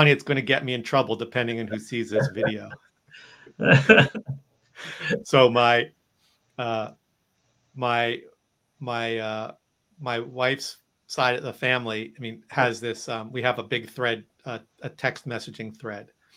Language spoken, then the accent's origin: English; United States; I'm from New Jersey, New York. You know, we're eggs on bagels kind of people up here